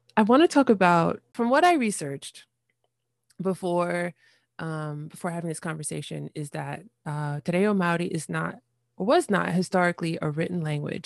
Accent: United States; as an American

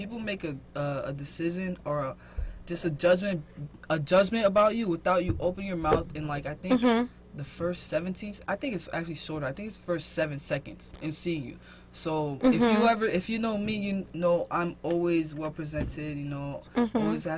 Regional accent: Palm Beach, Florida, United States; also born or lived in Haiti; I was raised here.

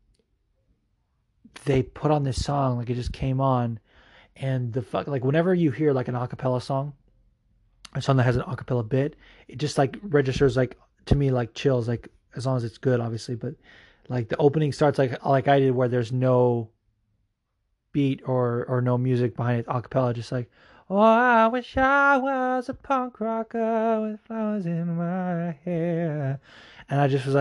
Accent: Las Vegas, Nevada, United States; also born or lived in Fullerton, California / Anaheim, California; I was born in Fullerton in Anaheim, but then I moved to Vegas when I was 4, and that's where I did all of my schooling until senior year. So I fucking grew up in Vegas. Like, that's my hometown, really.

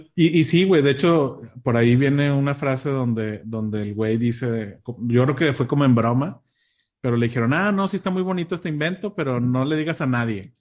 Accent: Mexico; teníamos acá en México

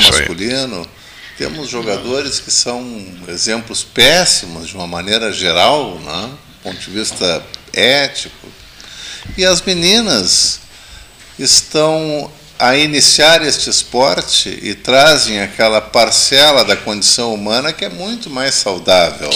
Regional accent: Bagé, Rio Grande do Sul, Brazil; now in Pelotas, Brazil; Eu que não sou daqui, fui criado em Bagé

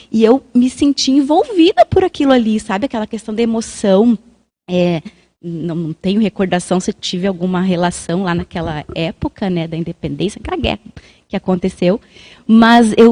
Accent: Rio Grande do Sul, Brazil; E eu posso falar porque eu sou gaúcha.

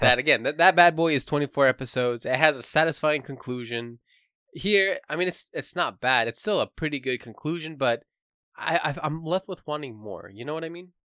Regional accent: United States; I am American

